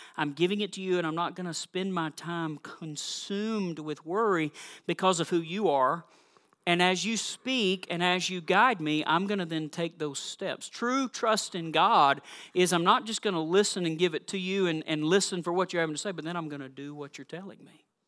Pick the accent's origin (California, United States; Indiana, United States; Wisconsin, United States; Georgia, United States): Georgia, United States; South; also born or lived in Missouri / Massachusetts; now in Minnesota, United States; I am from South Georgia